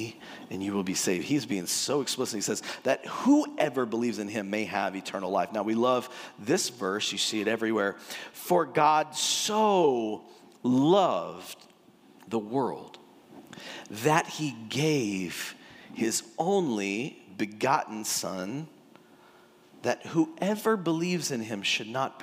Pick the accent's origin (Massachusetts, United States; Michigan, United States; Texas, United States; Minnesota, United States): Texas, United States; also born or lived in California; I'm born and raised in Texas. I had a little spout in California, but I ended up back in Texas